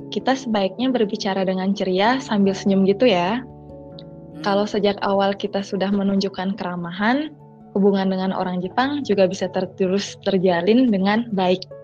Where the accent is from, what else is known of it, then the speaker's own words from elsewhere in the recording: Bali, Indonesia; berasal dari Bali.